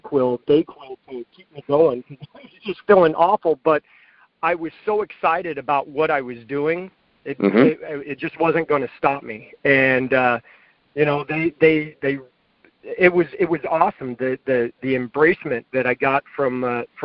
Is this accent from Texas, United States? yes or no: yes; Texas, United States; I grew up that way in Texas